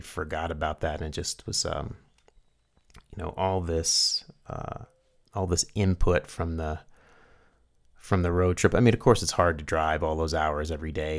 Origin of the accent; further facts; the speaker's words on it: Carrboro, North Carolina, United States; now in New Mexico, United States; going back to my hometown